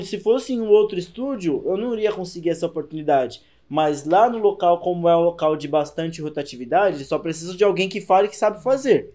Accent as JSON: {"language": "Portuguese", "town": "Fortaleza", "region": "Ceará", "country": "Brazil", "moved": "yes", "lives_now": "São Paulo, Brazil", "said": "eu sou lá de Fortaleza e tal, vim pra cá faz pouco"}